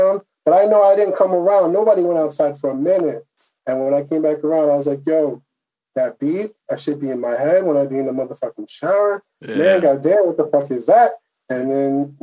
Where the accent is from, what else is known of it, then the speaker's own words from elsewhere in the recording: Long Island, New York, United States; also born or lived in Atlanta; I'm from Long Island. I live not too far away